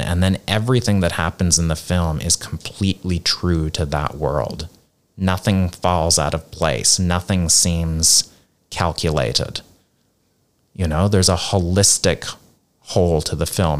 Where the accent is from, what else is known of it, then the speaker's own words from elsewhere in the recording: Nova Scotia, Canada; moved away as an adult; also born or lived in South Korea / United States / India; now in Hong Kong; I'm from Canada originally, uh, Nova Scotia, which is the east coast of Canada